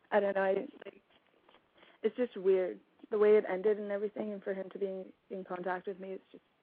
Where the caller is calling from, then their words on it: Victoria, British Columbia, Canada; Um, I'm calling from Victoria, British Columbia.